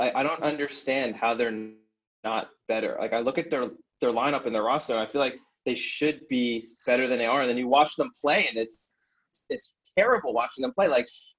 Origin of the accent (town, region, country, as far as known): United States